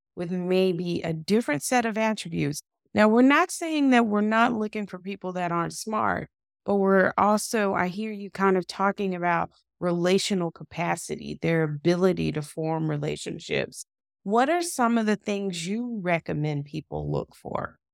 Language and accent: English; the South, United States; I'm from the South